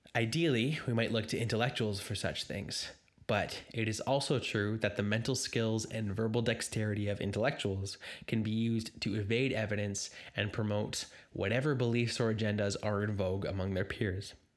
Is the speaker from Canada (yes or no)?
yes; Canada; I'm a Canadian myself